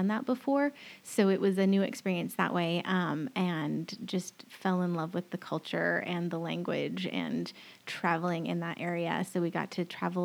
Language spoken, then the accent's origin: English; Mount Vernon, Washington, United States; moved away as an adult; also born or lived in Wenatchee, Washington / Orcas Island, Washington / Port Angeles, Washington / Newberg, Oregon; I grew up in Mount Vernon, but before that, spent some time living in Wenatchee on the east side, and then also lived on Orcas Island, very young, lived there for a few years, and I was actually born in Port Angeles, so a little bit all over the state.